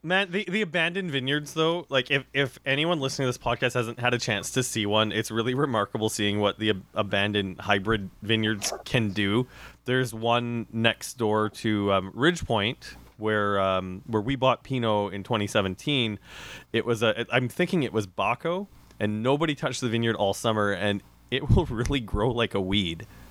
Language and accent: English; Regina, Saskatchewan, Canada; I grew up in Regina